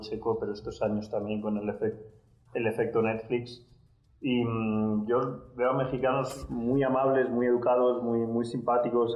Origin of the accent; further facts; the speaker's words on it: Spain; Como decimos en España